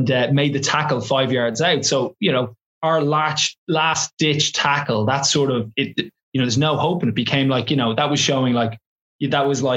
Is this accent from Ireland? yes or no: yes; Ireland; now in London, United Kingdom; as an English teacher who also happens to be Irish